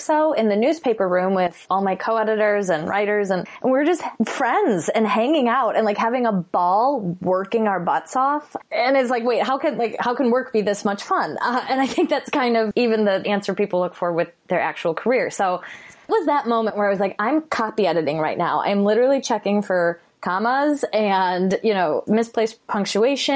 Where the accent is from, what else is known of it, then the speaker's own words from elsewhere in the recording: Chicago, Illinois, United States; I'm from Chicago